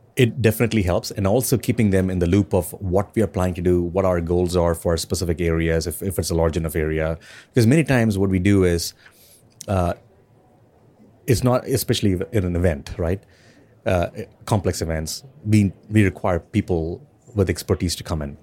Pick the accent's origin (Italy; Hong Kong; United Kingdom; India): India; I'm from India